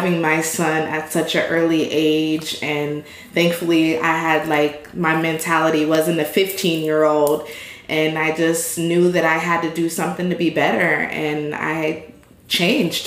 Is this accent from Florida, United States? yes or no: yes; Naples, Florida, United States; born and raised in Naples, Florida, and 30 years now